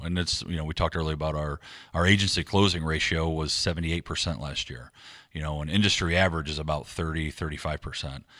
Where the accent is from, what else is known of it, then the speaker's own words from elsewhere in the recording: Defiance, Ohio, United States; also born or lived in Akron, Ohio; now in Waterville, United States; I was born and raised in Defiance, Ohio, a little town west of here.